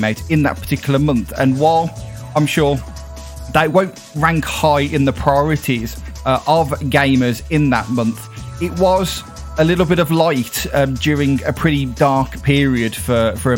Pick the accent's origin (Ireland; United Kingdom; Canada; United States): United Kingdom; as a Brit